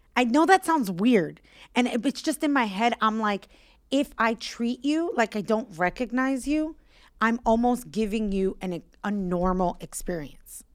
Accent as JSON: {"language": "English", "town": "New York City", "region": "New York", "country": "United States", "tie": "born or raised there", "said": "I grew up in Williamsburg, so our building faced Manhattan"}